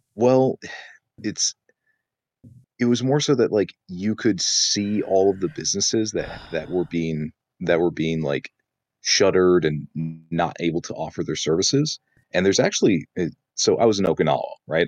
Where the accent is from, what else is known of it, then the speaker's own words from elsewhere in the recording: South Dakota, United States; also born or lived in Japan; now in Michigan, United States; I'm moving back to my home state of South Dakota